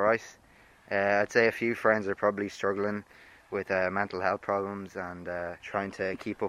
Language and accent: English; Cavan, Ulster, Ireland; I'm 17 years old and I'm from Cavan, and I'm doing the Leaving Cert this year.